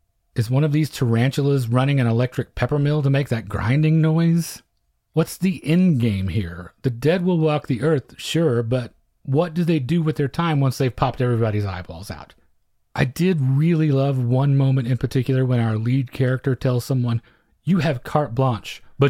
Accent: Louisiana, United States; I'm from Orleans Parish.

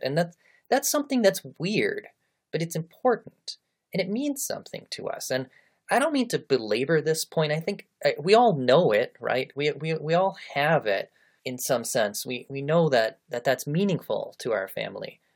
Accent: United States; also born or lived in Japan / Malaysia; I am an American. it's it's where I was born, it's how I was raised, it's who I am

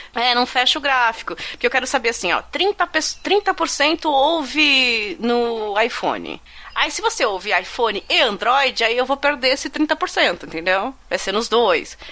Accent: ABC Paulista, São Paulo, Brazil; eu sou aqui do ABC

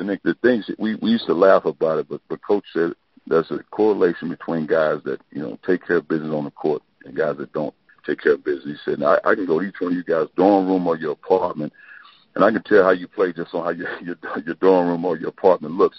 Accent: East St. Louis, Illinois, United States; moved away as an adult; also born or lived in Avellino, Italy; now in Columbia, Missouri, United States; grew up in East St. Louis, Illinois I was born in St. Louis.

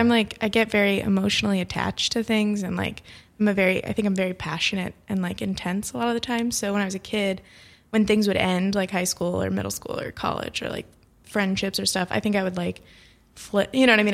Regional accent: Florida, United States; I am from Florida

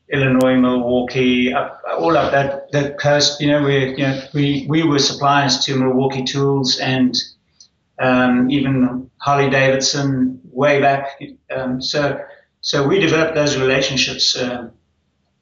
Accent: Zimbabwe; moved away as an adult; also born or lived in South Africa; now in Auckland, New Zealand; I was born when it was Rhodesia, and I grew up there.

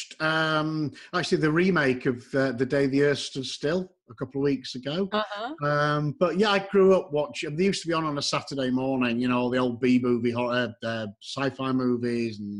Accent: Yorkshire and the Humber, United Kingdom; now in Texas, United States; I'm from Yorkshire

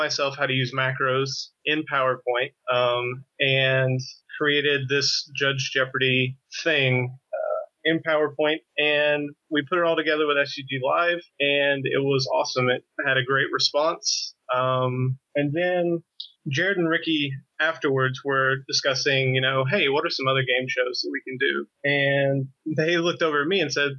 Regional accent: Knoxville, Tennessee, United States; now in Roanoke, United States; I'm originally from Knoxville, Tennessee. Right now, I live in Roanoke, working for Star City Games

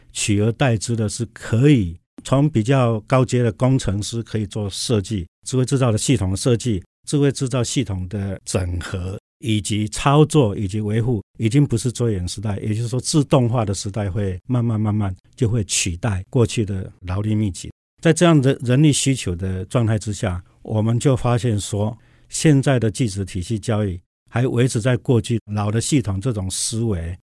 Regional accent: Tainan, Taiwan; moved away as an adult; also born or lived in Hsinchu, Taiwan; 我可以为我的故乡来服务

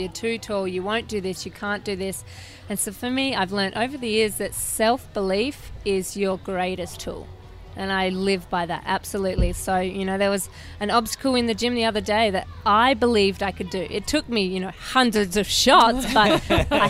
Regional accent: Perth, Western Australia, Australia; I'm from Perth, Australia.

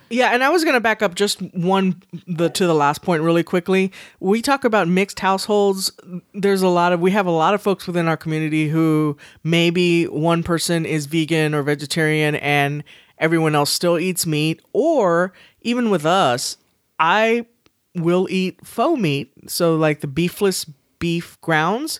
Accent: Texas, United States; accent: Southern; we're from Texas

